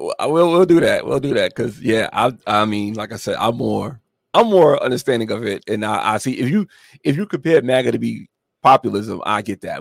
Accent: New York, United States; also born or lived in Atlanta, Georgia; now in Georgia, United States; I'm from New York originally

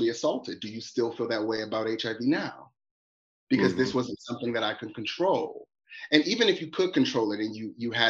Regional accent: Detroit, Michigan, United States; growing up in Detroit, you know, as a gay man

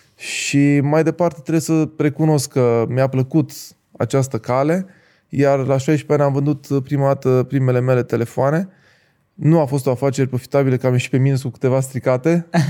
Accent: Timișoara, Timiș County, Romania; moved away as an adult; also born or lived in Reșița; la 2 ani am luat decizia să mă mut la Timișoara. După care am crescut la Timișoara până la 20 și puțin de ani

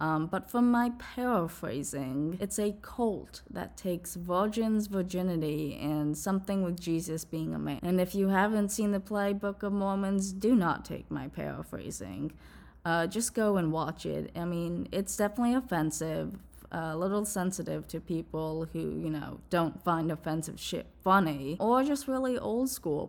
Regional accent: New Jersey, United States; also born or lived in New York City; I grew up in New Jersey

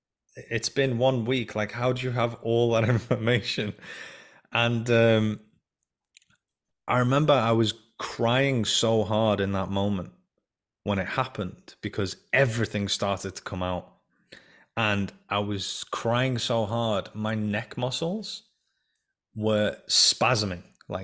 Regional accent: England, United Kingdom; also born or lived in Iran; when I was 5 years old, we came from the Iran-Iraq war. We came from Iran to England, and I wasn't told that we were essentially going or anything.

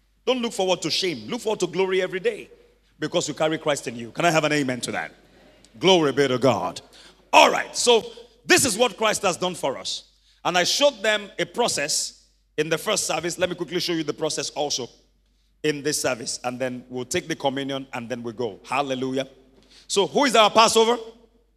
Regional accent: Ibadan, Oyo, Nigeria; I grew up in Mokola where we had about 10 families in one house.

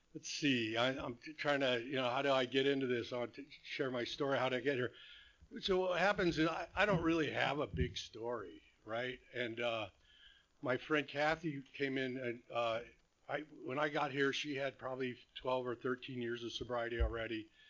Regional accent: Whittier, California, United States; also born or lived in Phoenix, Arizona / Rancho Santa Margarita, California; I was born here in Whittier

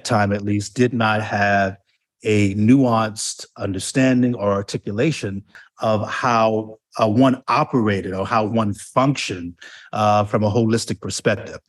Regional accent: New York, United States; moved away as an adult; also born or lived in Delaware; went back to New York, my home place

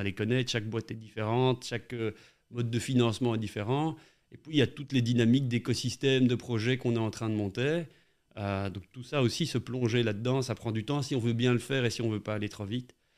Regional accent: Charleroi, Wallonia, Belgium; also born or lived in Brussels / Louvain-la-Neuve; j'ai grandi à, à Ransard

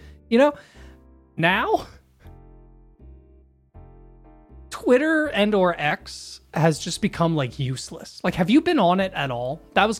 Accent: Philadelphia, Pennsylvania, United States; I'm from

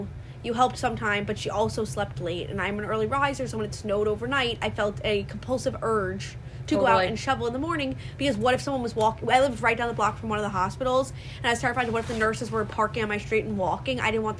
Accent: Long Island, New York, United States; We're from Long Island.

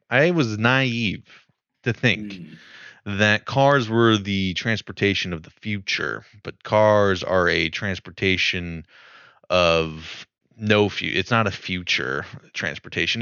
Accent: Princeton, New Jersey, United States; my hometown. Uh, there's definitely like it. It feels walkable there. It's like a college campus, right, Princeton

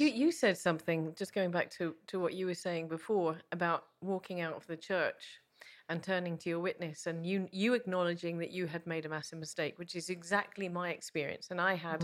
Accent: England, United Kingdom; being English

